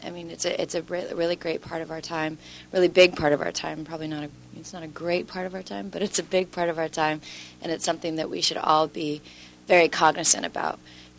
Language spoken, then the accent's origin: English; Pasco, Washington, United States; moved away as an adult; now in Los Angeles, United States; I am from Pasco, Washington, and I moved to LA about 3 years ago.